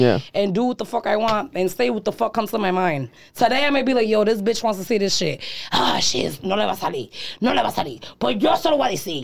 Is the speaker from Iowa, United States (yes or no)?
no; Providence, Rhode Island, United States; I'm from Providence, Rhode Island